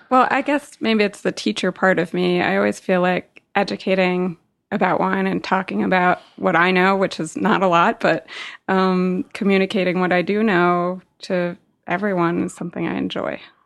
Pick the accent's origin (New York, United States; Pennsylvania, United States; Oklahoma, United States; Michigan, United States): New York, United States; New York City; I grew up in New York City